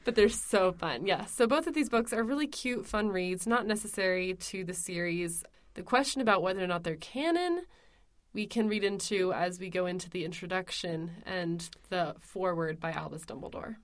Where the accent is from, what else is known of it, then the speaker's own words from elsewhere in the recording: United States; as an American